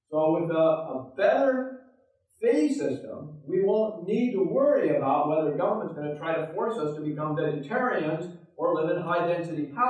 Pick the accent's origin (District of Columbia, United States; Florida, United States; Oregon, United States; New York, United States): Oregon, United States; Oregon, my home state